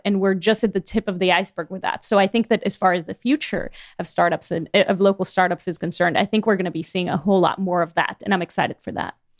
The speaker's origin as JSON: {"language": "English", "town": "Miami", "region": "Florida", "country": "United States", "moved": "as an adult", "lives_now": "Chattanooga, United States", "said": "I'm from Miami"}